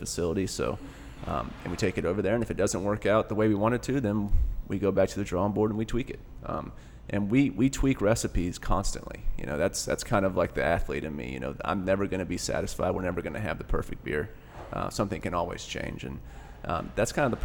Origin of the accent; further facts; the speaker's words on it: Tampa, Florida, United States; moved away as an adult; I grew up in Tampa